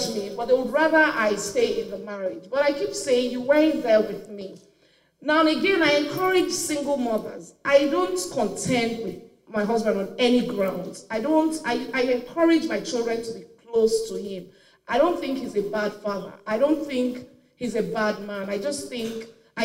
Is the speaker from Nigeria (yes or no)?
yes; Nigeria; I am from Nigeria, of course. I live in Nigeria.